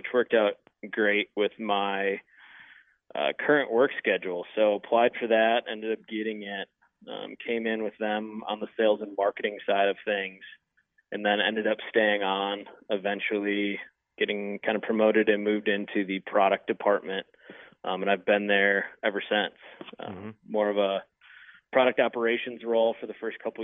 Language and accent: English; Wisconsin, United States; I grew up in Wisconsin. So, kind of the stereotypical Midwest experience